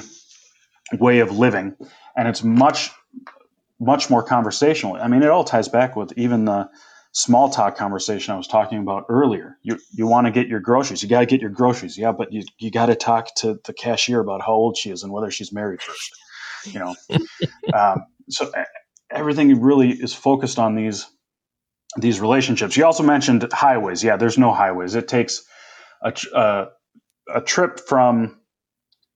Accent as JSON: {"language": "English", "region": "Minnesota", "country": "United States", "tie": "born or raised there", "moved": "as an adult", "lives_now": "Indonesia", "said": "I grew up in Minnesota"}